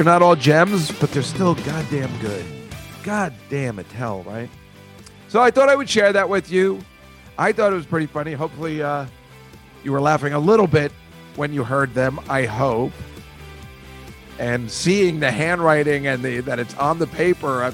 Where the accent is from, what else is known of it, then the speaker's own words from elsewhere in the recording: United States; I'm from the States